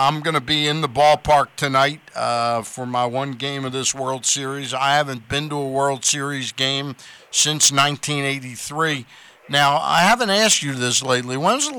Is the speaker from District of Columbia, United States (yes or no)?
yes; Washington, District of Columbia, United States; I was born in Washington, D.C.